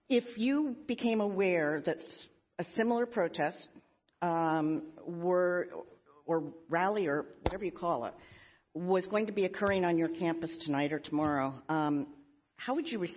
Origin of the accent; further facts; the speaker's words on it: Pennsylvania, United States; President Magill from my home state of Pennsylvania.